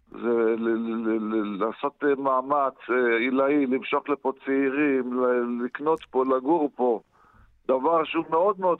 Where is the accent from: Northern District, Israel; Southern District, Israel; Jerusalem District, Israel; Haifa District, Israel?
Northern District, Israel; Zar'it; אני בן 50 היום, נולדתי בזרית, אוהב את זרית.